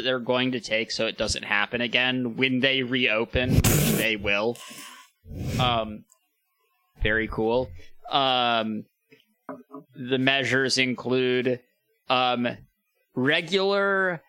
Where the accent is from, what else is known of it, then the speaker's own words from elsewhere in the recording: East Lansing, Michigan, United States; I grew up in East Lansing